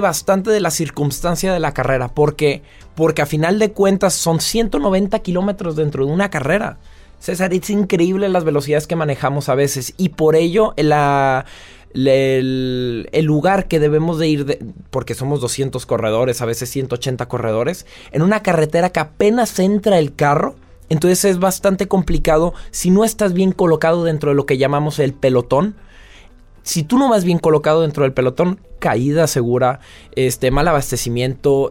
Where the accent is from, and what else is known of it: Mexico; moved away as an adult; now in France